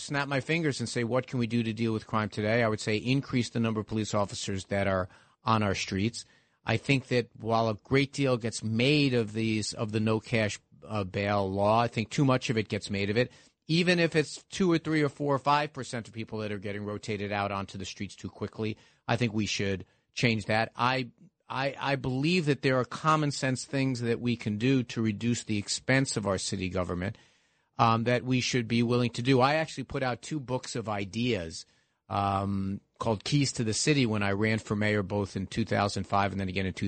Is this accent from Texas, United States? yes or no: no; New York City, New York, United States; I grew up in the Park Slope side of that district.